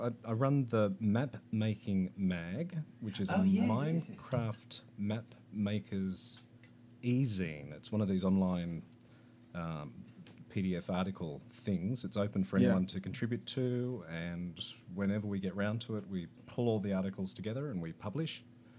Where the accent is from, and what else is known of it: Australia